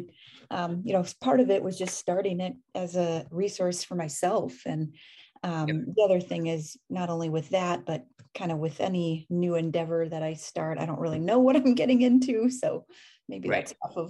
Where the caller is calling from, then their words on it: Oakland, California, United States; Oakland, California. Not at the moment, but typically.